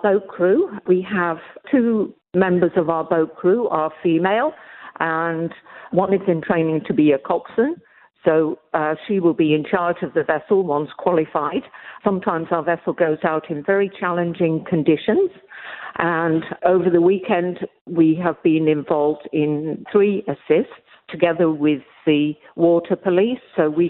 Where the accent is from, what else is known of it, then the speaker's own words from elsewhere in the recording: Melbourne, Victoria, Australia; now in Coffs Harbour, Australia; Well, I moved to Coffs Harbour from Melbourne.